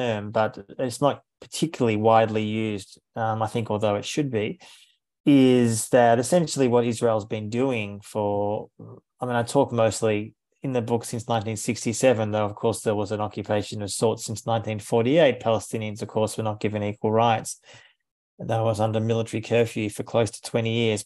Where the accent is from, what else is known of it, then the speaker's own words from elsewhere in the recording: Melbourne, Victoria, Australia; So I was born in 1974 in Melbourne, Australia